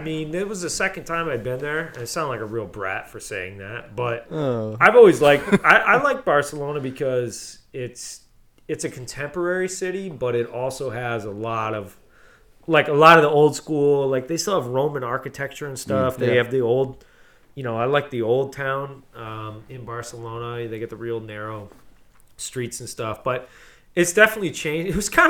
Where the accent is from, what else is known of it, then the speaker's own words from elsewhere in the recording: United States; I'm American.